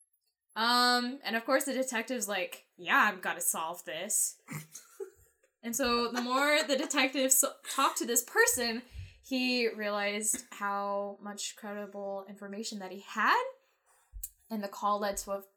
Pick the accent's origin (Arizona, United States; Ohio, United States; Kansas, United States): Kansas, United States; Herington; I'm not from Wichita, I'm from a town called Harrington, but I do have family in Wichita